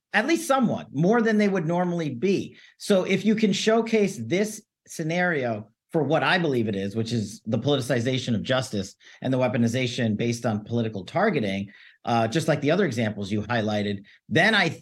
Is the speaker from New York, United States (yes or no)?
yes; New York City, New York, United States; my hometown of New York City